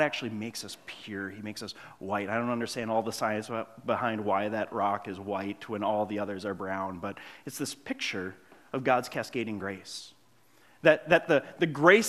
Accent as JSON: {"language": "English", "town": "Grand Marais", "region": "Minnesota", "country": "United States", "tie": "born or raised there", "moved": "yes", "said": "I grew up in Grand Marais by Lake Superior."}